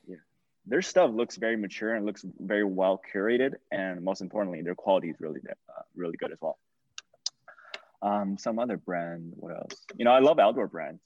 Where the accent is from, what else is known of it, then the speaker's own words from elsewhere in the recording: China; moved away; I grew up in China